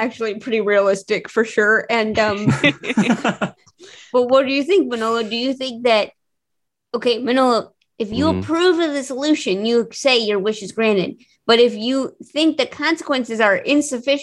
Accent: St. Louis, Missouri, United States; St. Louis, my hometown

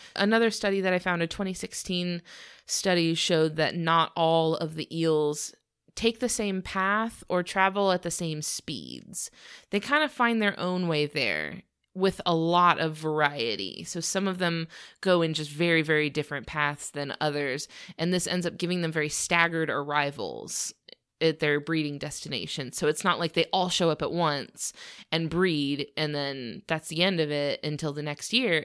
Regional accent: Florida, United States; we're from Florida where we have a lot of exposure to the Spanish language

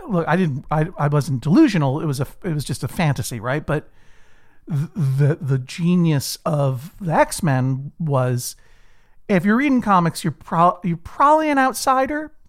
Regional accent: Brookline, Massachusetts, United States; born or raised there

